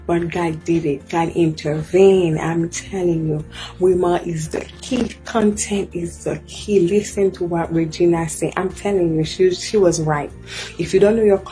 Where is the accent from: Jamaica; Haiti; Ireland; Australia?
Haiti; now in United States; I'm from Haiti. I've been here in the US for 12 years.